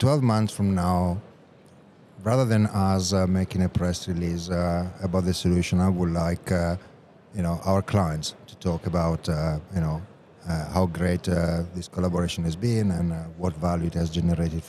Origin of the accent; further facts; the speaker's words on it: Italy; it will have to be in my home country.